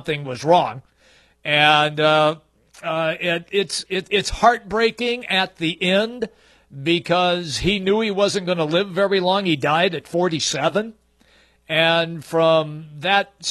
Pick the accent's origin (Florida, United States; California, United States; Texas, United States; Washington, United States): Washington, United States; Seattle; I remember growing up in Seattle.